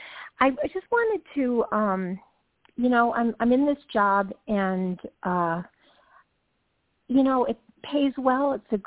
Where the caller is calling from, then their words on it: Georgia, United States; from Georgia.